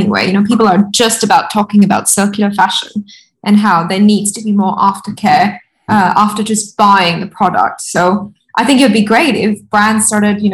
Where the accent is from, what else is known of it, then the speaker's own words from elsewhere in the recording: Rajasthan, India; I'm from Rajasthan